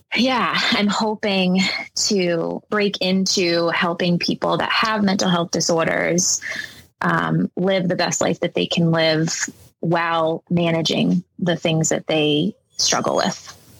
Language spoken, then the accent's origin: English; Rhode Island, United States; I grew up in Rhode Island um, with my mom and my stepdad mostly